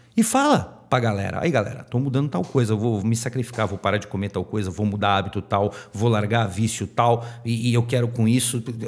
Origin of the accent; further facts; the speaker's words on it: Santos, São Paulo, Brazil; aqui em Santos, vocês sabem que eu sou de Santos